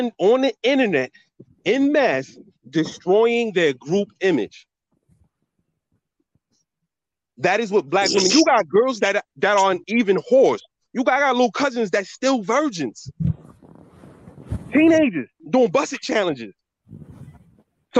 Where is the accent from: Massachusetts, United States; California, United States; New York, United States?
New York, United States; New York City; I'm from New York City. Listen, I'm from New York City